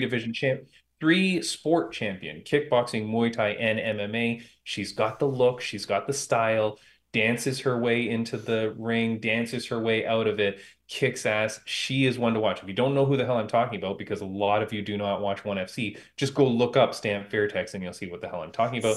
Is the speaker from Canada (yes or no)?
yes; Toronto, Ontario, Canada; my hometown of Toronto, Canada